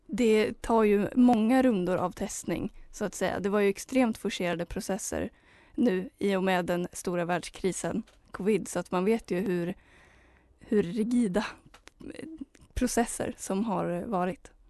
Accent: Heby, Uppsala County, Sweden; där jag kommer ifrån, Heby

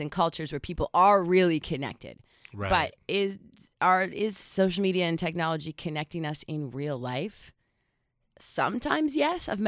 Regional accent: British Columbia, Canada; moved away as an adult; I didn't grow up here. I moved here about nine years ago

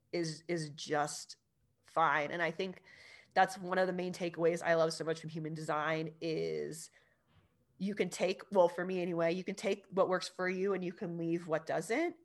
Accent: California, United States; I grew up in California

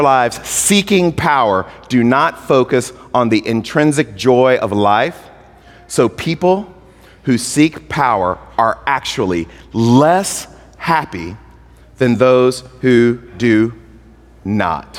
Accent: Mississippi, United States; I'm from Mississippi

